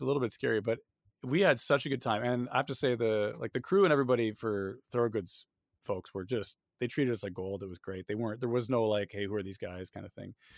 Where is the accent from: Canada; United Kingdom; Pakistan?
Canada; moved away as an adult; now in Austin, United States; in my hometown